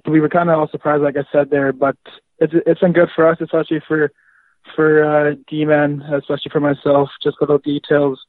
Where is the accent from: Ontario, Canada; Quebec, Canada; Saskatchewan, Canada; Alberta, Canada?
Saskatchewan, Canada; Yorkton; I'm from Yorkton, Saskatchewan